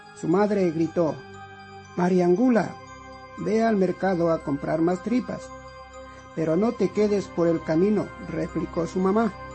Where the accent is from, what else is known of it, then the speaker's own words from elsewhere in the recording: Quito, Pichincha, Ecuador; also born or lived in Tungurahua; Nací en Quito, Ecuador, en el año de 1962